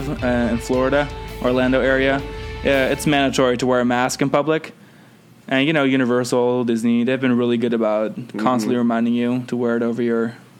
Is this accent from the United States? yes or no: no; Netherlands; I'm from the Netherlands, yeah.